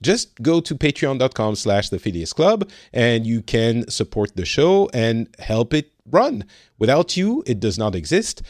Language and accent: English; France; now in Finland; I am originally from France. I'm currently living in Finland